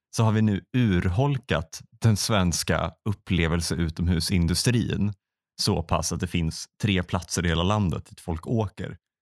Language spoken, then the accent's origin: Swedish; Västra Götaland, Sweden; det fanns i grannstan där jag växte upp, Åmål